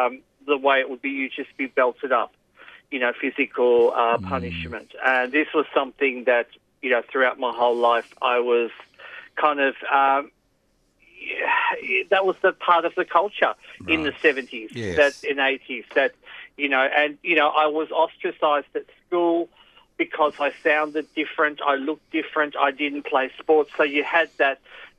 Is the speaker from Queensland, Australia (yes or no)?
no; Footscray, Victoria, Australia; born there; I think I was born in Melbourne. And I was, from what I can gather, in a suburb called Footscray.